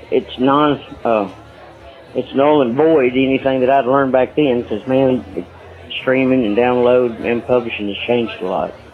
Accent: Nashville, Tennessee, United States; also born or lived in Texas; I, I was born here in Nashville. Okay. Uh, I was, uh, yeah, I'm actually native, and then I would, I would frequently move back and forth between Nashville and in Texas.

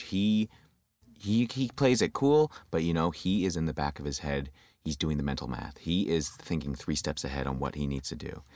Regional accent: London, Ontario, Canada; moved away as an adult; also born or lived in Windsor, Ontario; now in Toronto, Canada; I grew up in, uh, London, Ontario

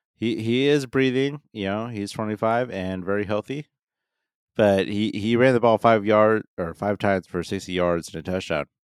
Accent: Pacific Northwest, United States; also born or lived in Illinois; we're from the Pacific Northwest

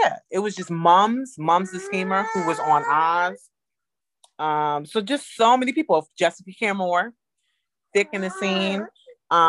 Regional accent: New York City, New York, United States; moved away as an adult; now in Detroit, United States; I'm initially a New Yorker

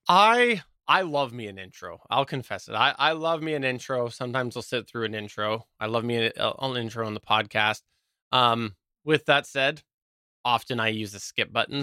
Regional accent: Canada; I'm Canadian

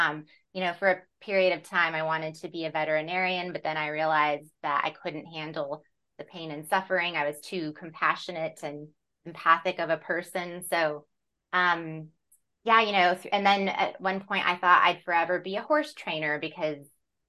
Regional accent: San Luis Valley, Colorado, United States; also born or lived in New York City; I grew up in Colorado in the southern part in a beautiful, vast alpine desert valley called the San Luis Valley. And from there, I went to school in Fort Collins at Colorado State.

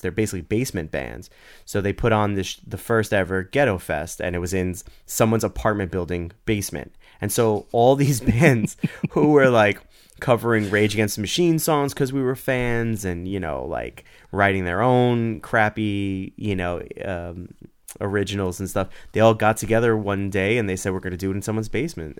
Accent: New York City, New York, United States; we grew up in the Bronx, and, and where, where I grew up, it was a very melting pot

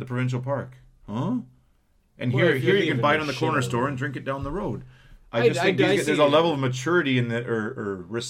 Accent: Canada; also born or lived in Manitoba; growing up in Canada

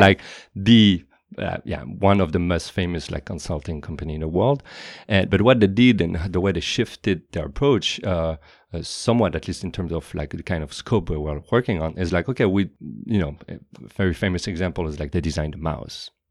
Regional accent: Paris, Île-de-France, France; moved away as an adult; now in California, United States; I was born and raised in Paris

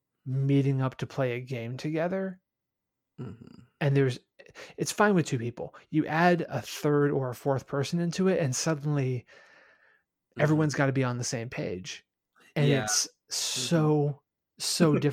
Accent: Midwest, United States; I'm a Midwesterner. Near is anywhere within a 2-hour drive.

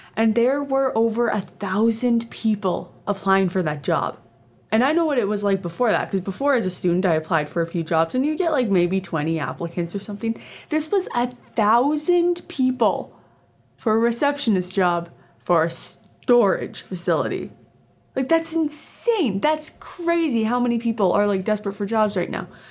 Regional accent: Canada; also born or lived in Edmonton, Alberta; I am Canadian. I live in Edmonton, Alberta, Canada.

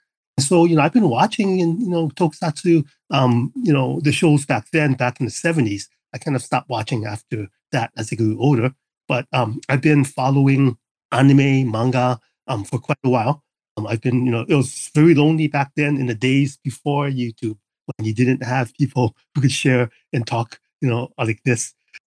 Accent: Hawaii, United States; I was born and raised in Hawaii. And so we have a huge Japanese population here. My mom's from Japan. And I'm half Japanese.

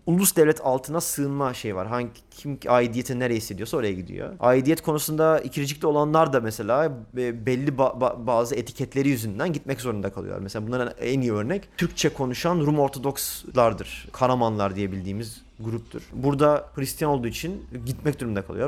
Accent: Çanakkale, Turkey; first language Turkish; also born or lived in Eskişehir; 22 Nisan 1985 Çanakkale doğumluyum. Hayatımın büyük çoğunluğu bu şehirde geçti.

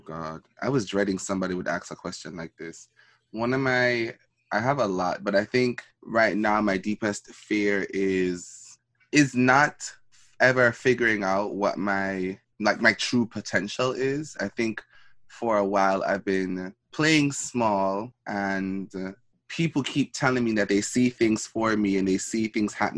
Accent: Jamaica; moved away; when I was growing up in Jamaica

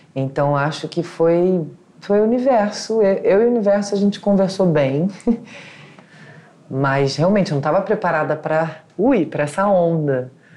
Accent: Rio de Janeiro, Brazil; also born or lived in São Paulo; Eu nasci na Tijuca, estudei na Tijuca, meus pais moram na Tijuca, minha avó mora na minha rua

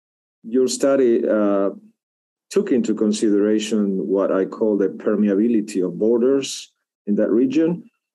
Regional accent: Uruguay; I'm actually from the region. I'm from Uruguay. Had a chance to work a lot in Brazil and Argentina too.

